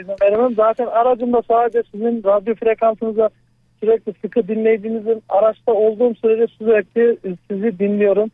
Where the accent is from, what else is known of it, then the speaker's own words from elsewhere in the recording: Kayseri Province, Turkey; also born or lived in Ağrı (ancestry); burada doğupluyuz sıkıntı yok aslen Ağrılıyım.